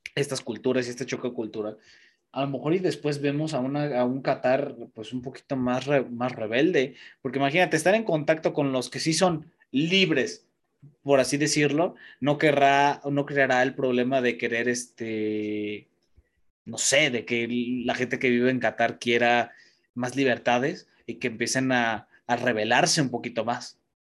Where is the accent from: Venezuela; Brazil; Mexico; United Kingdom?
Mexico; sí soy mexicano